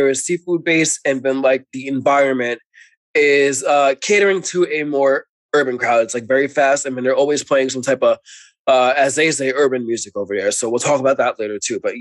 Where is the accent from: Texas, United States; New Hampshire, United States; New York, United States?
New York, United States; New York City; accent: New York; I'm from New York